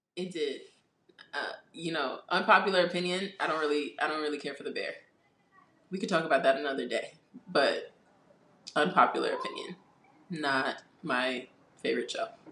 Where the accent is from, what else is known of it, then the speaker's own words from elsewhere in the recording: New York, United States; We're from New York.